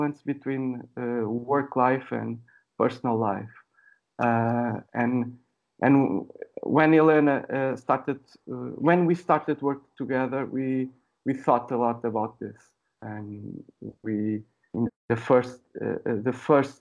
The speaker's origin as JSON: {"language": "English", "town": "Sintra", "region": "Lisbon", "country": "Portugal", "tie": "born or raised there", "lives_now": "Lisbon, Portugal", "said": "I was born in Lisbon. I didn't live in Lisbon all my life. I lived in a village very close to Lisbon. I don't know, maybe 30 minutes, 40 minutes from Lisbon."}